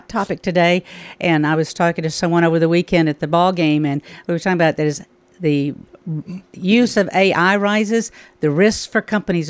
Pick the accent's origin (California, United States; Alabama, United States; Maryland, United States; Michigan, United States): Alabama, United States; moved away as an adult; also born or lived in Birmingham, Alabama / Mississippi / West Virginia / Georgia; now in Tennessee, United States; I was born and raised in Alabama